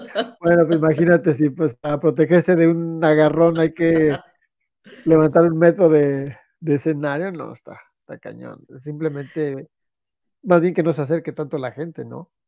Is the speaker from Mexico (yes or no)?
yes; Celaya, Guanajuato, Mexico; moved away as an adult; de Celaya, Guanajuato, que en esos tiempos era una ciudad sana, libre y tranquila